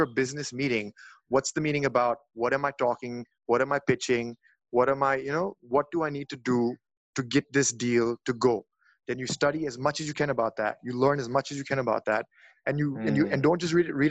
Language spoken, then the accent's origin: English; Delhi, India; I'm from Delhi and I'm also a Don